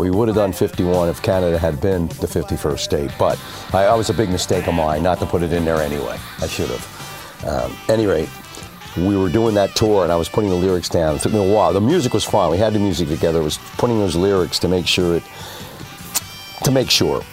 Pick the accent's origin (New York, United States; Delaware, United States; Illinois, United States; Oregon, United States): Delaware, United States; I'm a nobody from Delaware